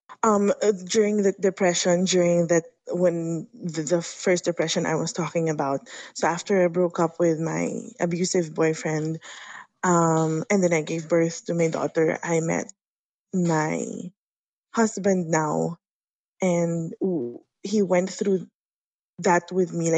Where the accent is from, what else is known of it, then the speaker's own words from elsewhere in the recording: Philippines; I am from the Philippines